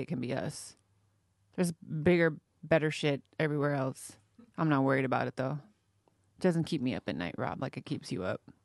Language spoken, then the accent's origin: English; Modesto, California, United States; I'm from, uh, like, Northern California, Central California, Modesto, California.